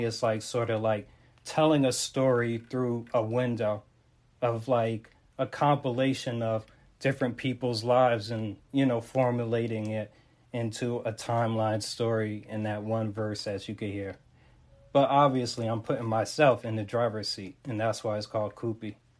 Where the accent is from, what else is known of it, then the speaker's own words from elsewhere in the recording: Montclair, New Jersey, United States; I'm repping from North Jersey, that is Montclair